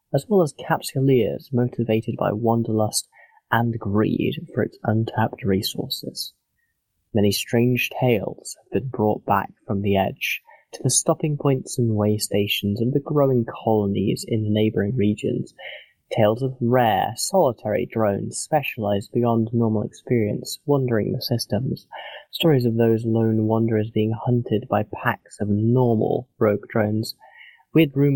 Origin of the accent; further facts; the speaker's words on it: England, United Kingdom; Being English